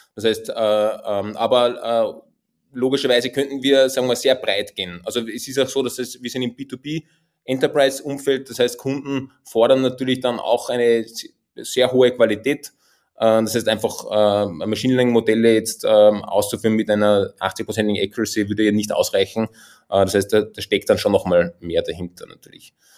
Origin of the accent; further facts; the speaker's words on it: Austria; accent: Austrian dialect; man hört es auch an meinem Dialekt. Ich komme tatsächlich aus den Bergen, äh, aus dem schönen Österreich